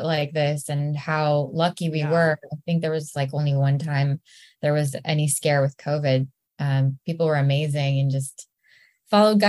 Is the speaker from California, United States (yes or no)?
yes; East Bay, San Francisco Bay Area, California, United States; now in Los Angeles, United States; I grew up in the East Bay in the Bay Area in San Francisco